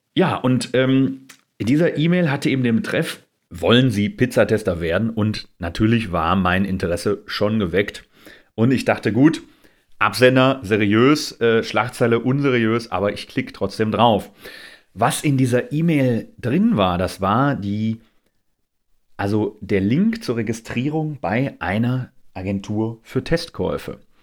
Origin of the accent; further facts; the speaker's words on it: Essen, North Rhine-Westphalia, Germany; Ich komme aus Essen